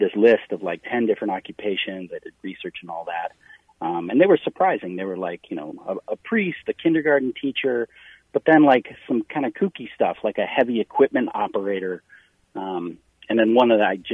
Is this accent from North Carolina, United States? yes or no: no; Wisconsin, United States; I'm from Wisconsin.